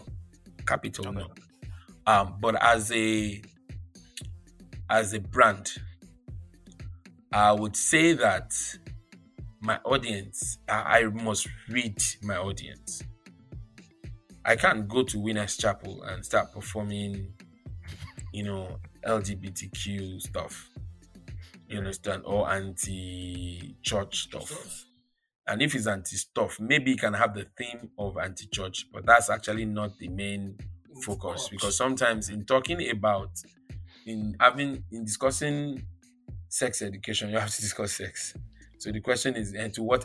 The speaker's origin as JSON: {"language": "English", "region": "Lagos", "country": "Nigeria", "tie": "born or raised there", "also_born_or_lived": "Ibadan, Oyo", "said": "I'm a Yoruba boy. I'm an Ibadan boy. I was born in Lagos. I'm an Ijebu boy"}